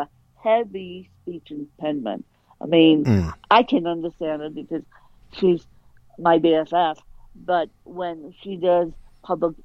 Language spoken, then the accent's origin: English; Colorado, United States; born or raised there